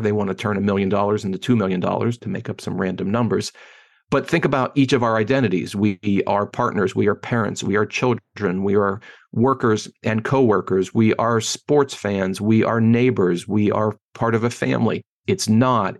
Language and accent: English; Pittsburgh, Pennsylvania, United States; moved away as an adult; also born or lived in Ann Arbor, Michigan / Washington, D.C.; now in Chicago, United States; I grew up in Pittsburgh, Pennsylvania. I live in Chicago now, but born and raised in Pittsburgh